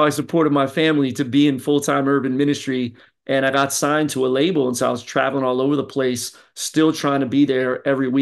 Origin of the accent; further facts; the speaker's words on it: Philadelphia, Pennsylvania, United States; now in Florida, United States; I'm originally from Philly. And so I got that East Coast flavor.